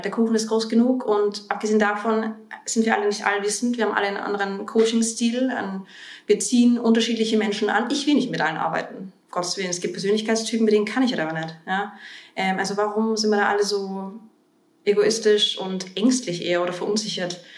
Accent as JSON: {"language": "German", "region": "Bavaria", "country": "Germany", "tie": "born or raised there", "moved": "as an adult", "lives_now": "Vienna, Austria", "said": "in Deutschland groß geworden. Also ich habe, ich bin vor zwölf Jahren nach Wien gekommen, ähm, nachdem ich in, in Bayern ähm, meine Abitur gemacht habe und zur Schule gegangen bin."}